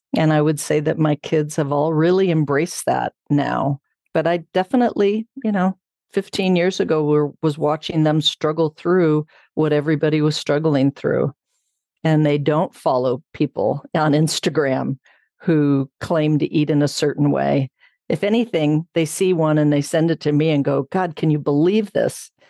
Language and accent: English; Southern California, United States; moved away as an adult; now in Bozeman, United States; I grew up in Southern California